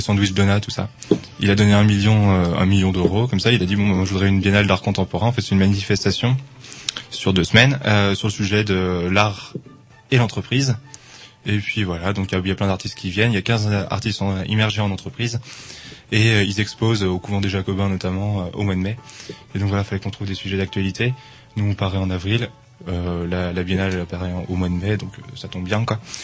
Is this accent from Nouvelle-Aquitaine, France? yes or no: no; Angers, Pays de la Loire, France; now in Rennes, France; je viens d'Angers